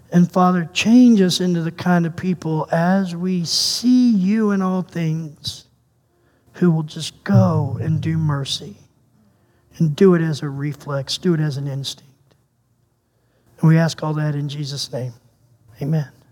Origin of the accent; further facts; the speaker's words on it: United States; now in Canada; as an American